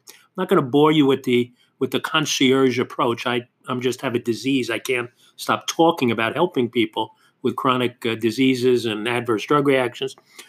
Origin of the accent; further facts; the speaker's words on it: New York City, New York, United States; when I grew up in Queens and there was Angelo's across the street from my house.